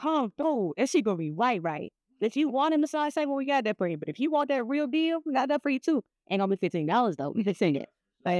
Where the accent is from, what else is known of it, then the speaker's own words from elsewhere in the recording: Cleveland, Ohio, United States; Well, I'm like, I'm from Cleveland, bro.